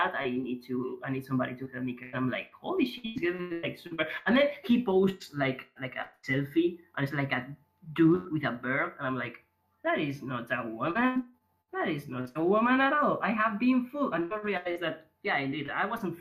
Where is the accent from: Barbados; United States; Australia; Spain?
Spain; English is a second language; I'm from Spain